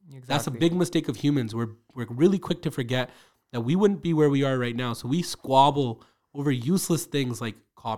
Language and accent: English; Calgary, Alberta, Canada; I'm from Northeast Calgary, so I don't know what Saripind is like.